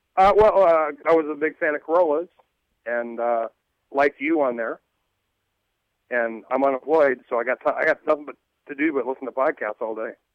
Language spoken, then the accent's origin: English; Montana, United States; moved away as an adult; also born or lived in Anaheim / Costa Mesa; now in Huntington Beach, United States; for the first twenty years of my life, I'm, I was in Montana